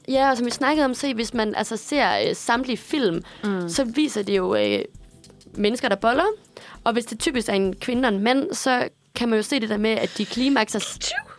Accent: Aarhus, Central Denmark Region, Denmark; hjemme i Aarhus, hvor jeg kommer fra

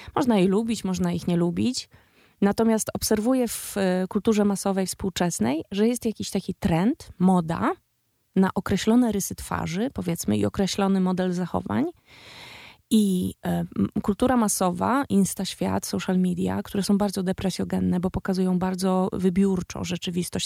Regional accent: Białystok / Łomża, Podlaskie Voivodeship, Poland; Ja sama jestem z, z Białego Stoku via Łomża, albo z Łomży via Białystok. Jestem z mniejszego miasta

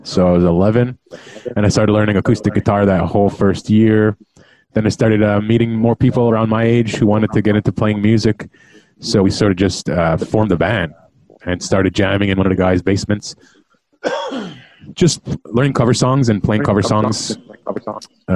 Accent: Kahnawake, Quebec, Canada; I grew up on the Mohawk Reservation on the south shore of Montreal, called Gahnawake, which means by the rapids.

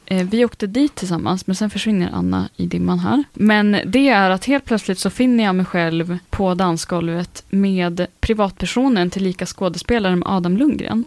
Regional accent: northern Sweden, Sweden; jag är från norra Sverige

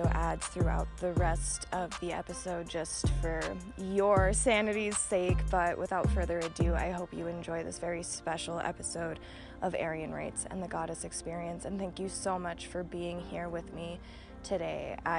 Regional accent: Bozeman, Montana, United States; now in Butte, United States; So, I'm from Bozeman, born and raised. Really stayed in the valley until I couldn't afford to anymore

